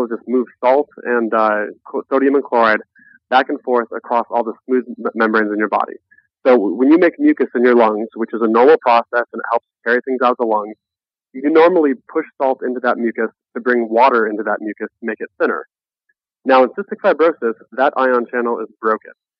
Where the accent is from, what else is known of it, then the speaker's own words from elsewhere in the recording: Nebraska, United States; I was born in Nebraska